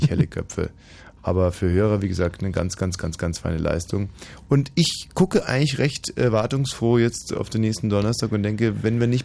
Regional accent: Berlin, Germany; Wenn wir als Berliner vom Fernsehturm reden

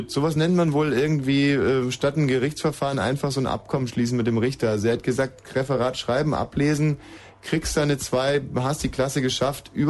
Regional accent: Munich, Bavaria, Germany; Nein, aus Bayern war schon richtig. Ja, woher da? Aus München.

